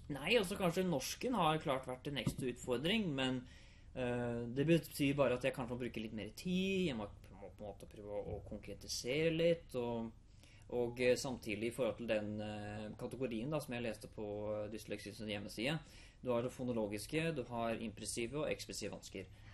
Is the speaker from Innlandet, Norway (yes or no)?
yes; Hamar, Innlandet, Norway; Jeg er 26 år, jeg kommer fra Hamar